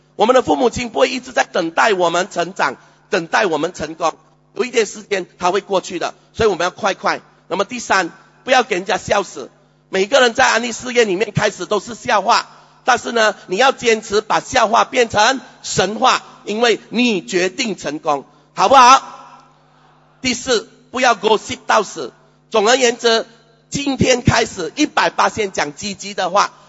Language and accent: Chinese; Malacca, Malaysia; 在我们的家乡，去马六甲，我们还要四十五分钟的车程